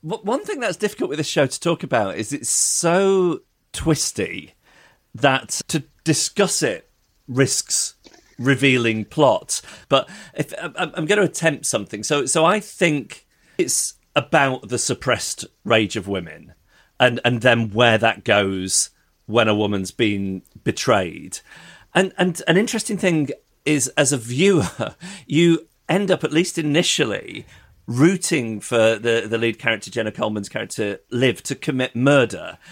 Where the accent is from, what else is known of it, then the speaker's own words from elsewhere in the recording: United Kingdom; As a, as a British person